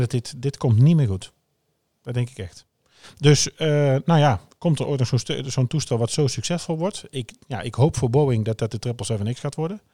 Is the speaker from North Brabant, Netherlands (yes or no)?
yes; Oosterhout, North Brabant, Netherlands; bij ons in Oosterhout